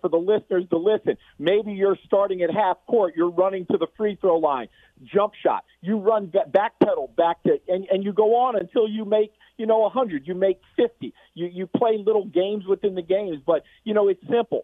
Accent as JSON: {"language": "English", "town": "Allentown", "region": "Pennsylvania", "country": "United States", "said": "I'm from Allentown, PA"}